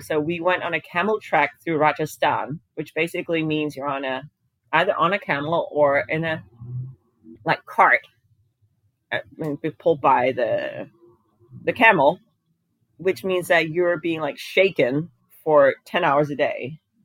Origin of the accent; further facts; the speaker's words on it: Denmark; moved away as an adult; now in United States; I grew up in Denmark. I ended up moving to a different continent, and I live in the U.S.